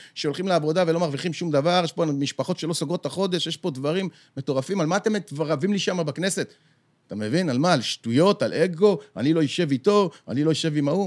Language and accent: Hebrew; Bat Yam, Tel Aviv District, Israel; גדלנו בבת ים